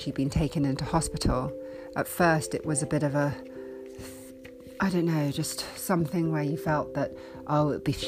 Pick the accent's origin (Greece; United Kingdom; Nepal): United Kingdom; also born or lived in United States; I'm currently in the UK. I was born in the States but have been here since I was six